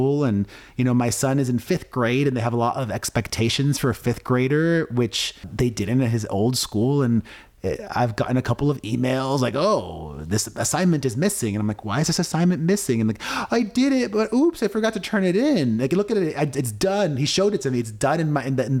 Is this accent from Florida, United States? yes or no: yes; Miami, Florida, United States; now in Las Vegas, United States; I grew up in Miami understanding that to be a Latino, to be Cuban